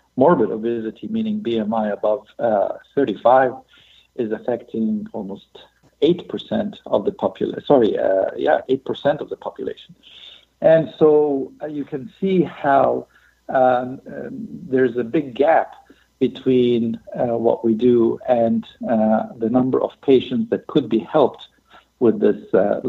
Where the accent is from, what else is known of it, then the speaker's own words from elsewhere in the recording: Egypt; also born or lived in Europe / Latin America; now in Seattle, United States; So I grew up in many countries, mostly in Europe and Latin America. And we're Egyptian. And so we returned to Egypt.